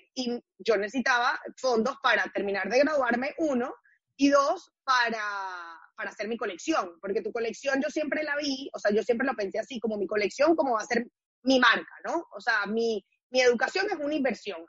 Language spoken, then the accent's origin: Spanish; Caracas, Capital District, Venezuela; now in New York City, United States; I'm from Caracas, Venezuela